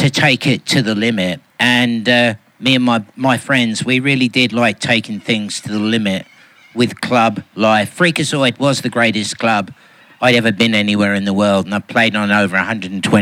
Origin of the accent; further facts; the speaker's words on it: Melbourne, Victoria, Australia; I'm from Melbourne